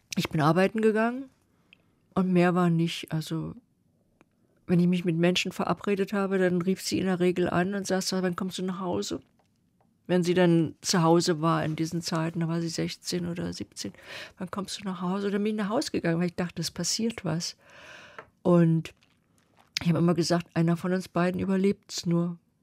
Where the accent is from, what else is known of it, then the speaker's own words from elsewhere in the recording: East Germany, Germany; ich komme aus der DDR